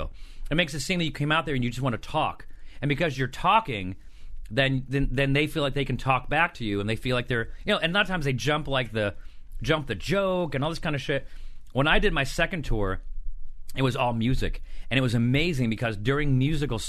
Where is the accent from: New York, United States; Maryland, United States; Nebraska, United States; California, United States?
New York, United States; Syracuse; moved away; This was in Syracuse. This is in my hometown